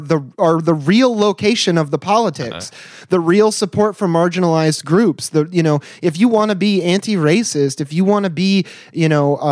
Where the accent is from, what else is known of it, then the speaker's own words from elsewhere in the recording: Michigan, United States; growing up in Michigan as a kid